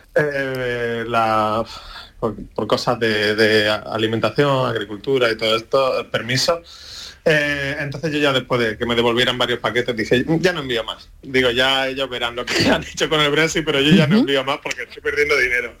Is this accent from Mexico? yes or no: no; Andújar, Andalusia, Spain; moved away as an adult; also born or lived in Bogotá, Colombia / Seville; me vine a Andújar, a mi pueblo